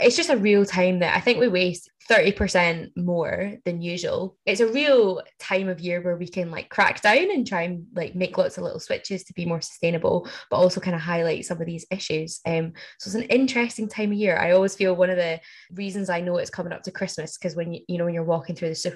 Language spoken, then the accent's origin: English; Glasgow, Scotland, United Kingdom; I'm from Glasgow.